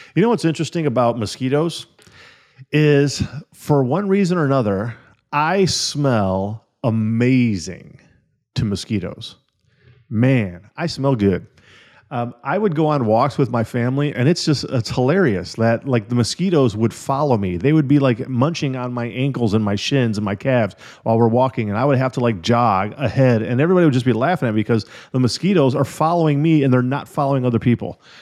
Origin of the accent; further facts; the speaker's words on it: Illinois and Wisconsin, Midwest, United States; moved away; also born or lived in California; When I was a little kid, I grew up in Illinois and Wisconsin.